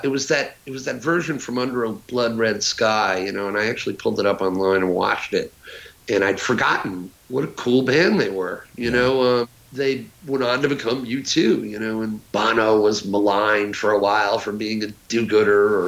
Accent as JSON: {"language": "English", "town": "Huntington", "region": "New York", "country": "United States", "tie": "born or raised there", "said": "where I lived, I'm from Huntington, Long Island"}